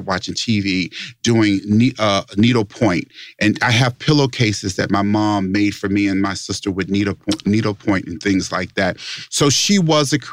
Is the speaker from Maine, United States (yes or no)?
no; Las Vegas, Nevada, United States; I'm from Las Vegas, Nevada. Born and raised in Las Vegas, Nevada.